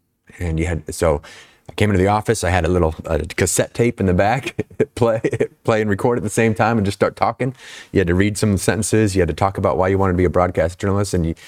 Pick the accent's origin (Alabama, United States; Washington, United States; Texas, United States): Washington, United States; Snohomish; Yeah, so I'm from Snohomish, Washington, a little town.